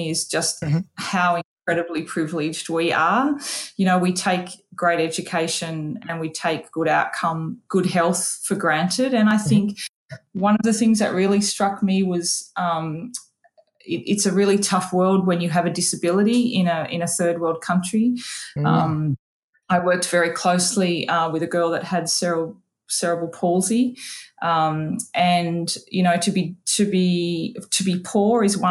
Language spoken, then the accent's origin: English; Tamworth, New South Wales, Australia; where I grew up in Tamworth